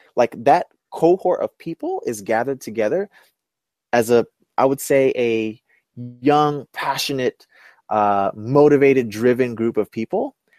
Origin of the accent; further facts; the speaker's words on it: New York City, New York, United States; I'm from Brooklyn.